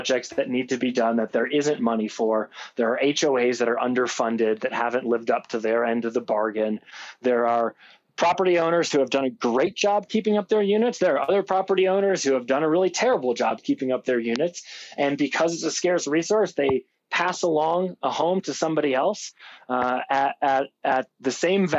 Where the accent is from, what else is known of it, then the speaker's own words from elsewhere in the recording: Chicago, Illinois, United States; now in Aspen, United States; I grew up in Chicago, but I grew up as one of those tourists